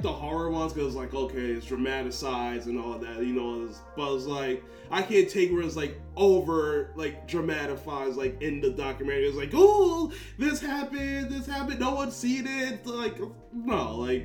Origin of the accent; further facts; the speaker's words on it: Jamaica; we're Jamaican